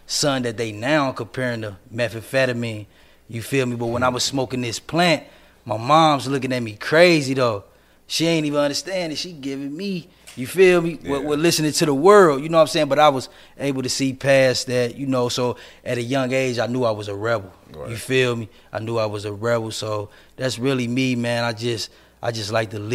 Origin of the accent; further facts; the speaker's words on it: Cincinnati, Ohio, United States; I'm from Cincinnati, Ohio. 29 years old, man. I come from a neighborhood in Cincinnati.